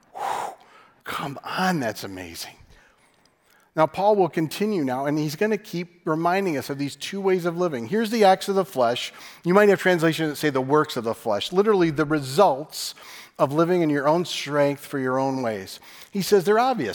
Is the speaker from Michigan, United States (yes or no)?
yes; West Michigan, United States; we're from West Michigan